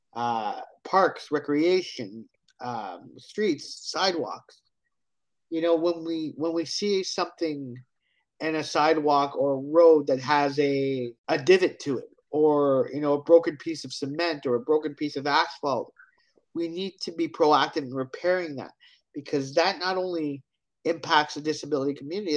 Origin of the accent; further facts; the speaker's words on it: Hamilton, Ontario, Canada; I am from Hamilton, Ontario, Canada.